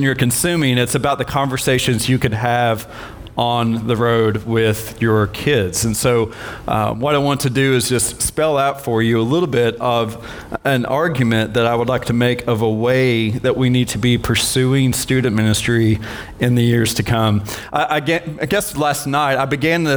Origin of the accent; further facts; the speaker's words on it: Maryville, United States; Maryville, at my hometown